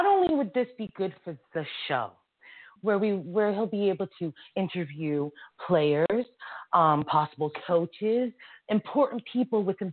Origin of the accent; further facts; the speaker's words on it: Massachusetts, United States; accent: Massachusetts; now in Connecticut, United States; I am from Massachusetts